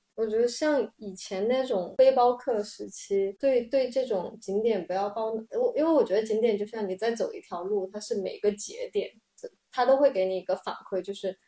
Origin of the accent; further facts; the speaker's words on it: Chongqing, China; 我是重庆人